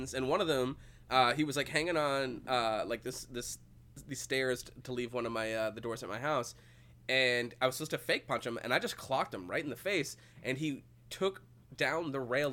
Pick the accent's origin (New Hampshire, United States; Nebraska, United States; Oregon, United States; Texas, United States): New Hampshire, United States; Manchester; I'm from Manchester